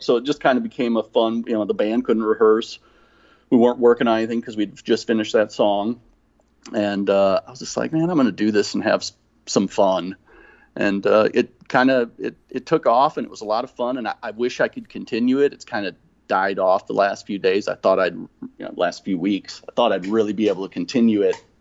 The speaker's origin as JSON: {"language": "English", "town": "Rockton", "region": "Illinois", "country": "United States", "tie": "born or raised there", "also_born_or_lived": "Kenosha, Wisconsin / Rockford, Illinois / Texas", "moved": "as an adult", "said": "I grew up in Rockton, Illinois, which is just north of Rockford"}